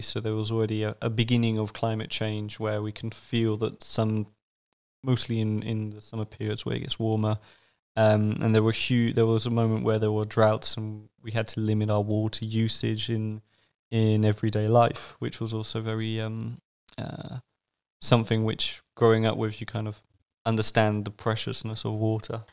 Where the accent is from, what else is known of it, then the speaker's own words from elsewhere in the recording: southern France, France; moved away as an adult; also born or lived in England; now in Vienna, Austria; I am from England originally, but I grew up in France